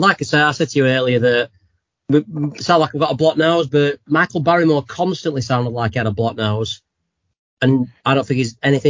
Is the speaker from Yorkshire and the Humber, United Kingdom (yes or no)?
yes; Sheffield, Yorkshire and the Humber, United Kingdom; No, we're from Sheffield.